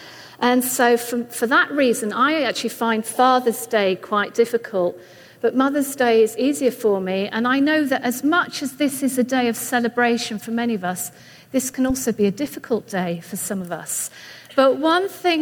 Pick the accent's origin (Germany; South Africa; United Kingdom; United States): United Kingdom; England; moved away as an adult; you'll see that I sound different. I'm from England. We've been here about 5 years now